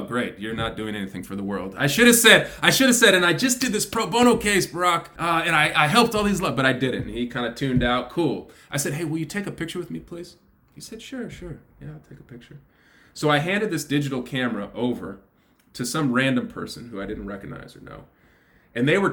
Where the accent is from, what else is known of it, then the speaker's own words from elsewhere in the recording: California, United States; I'm a Californian